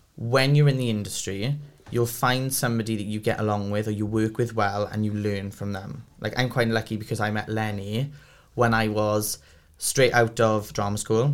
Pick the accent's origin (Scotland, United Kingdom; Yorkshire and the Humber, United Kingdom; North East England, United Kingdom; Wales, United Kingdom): Wales, United Kingdom; Port Talbot; I'm from Port Talbot, I'm literally from down the road